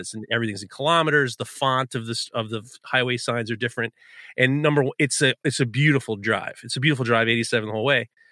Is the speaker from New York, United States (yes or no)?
yes; New York City, New York, United States; growing up in New York City, we never went to Canada